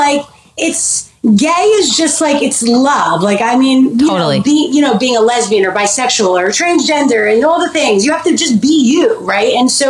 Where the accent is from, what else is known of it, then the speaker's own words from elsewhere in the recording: Montville, New Jersey, United States; I just turned 40, so I'm just going to throw that out there. But I'm from New Jersey originally, and I was born and raised in Montville